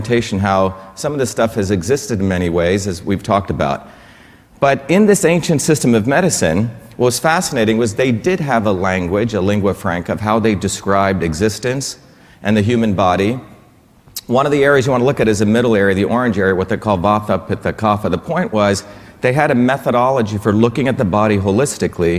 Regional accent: India; also born or lived in Bombay / a village in South India; now in United States; I grew up in India. You know, I was born in India, but I'm basically an all-American Indian in many ways

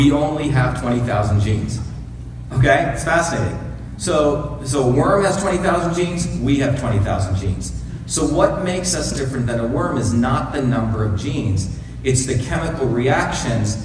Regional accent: India; moved away; I grew up in India

